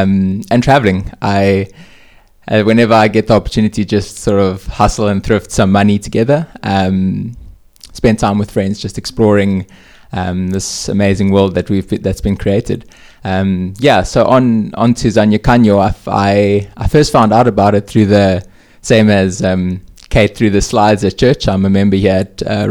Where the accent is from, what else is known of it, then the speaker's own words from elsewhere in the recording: Hermanus, Western Cape, South Africa; moved away as an adult; also born or lived in Stellenbosch; now in Cape Town, South Africa; I come from Hermanus, a family of four